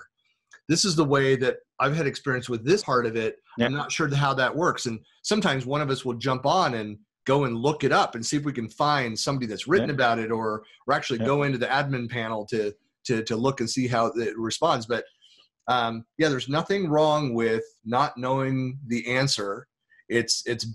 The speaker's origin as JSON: {"language": "English", "country": "United States", "said": "being an American"}